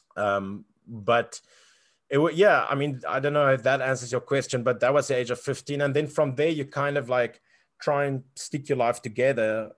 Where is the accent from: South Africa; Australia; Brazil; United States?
South Africa; growing up in South Africa